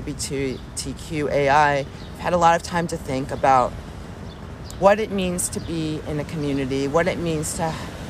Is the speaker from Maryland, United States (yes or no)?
yes; Maryland, United States; moved away; I'm originally from Maryland, so be home in Maryland for one whole summer